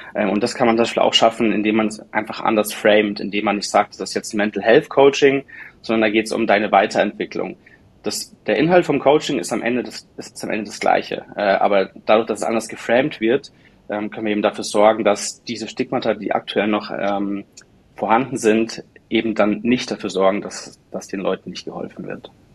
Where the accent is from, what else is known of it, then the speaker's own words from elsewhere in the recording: Munich area, Bavaria, Germany; now in Munich, Germany; ich bin ursprünglich aus der Münchner Umgebung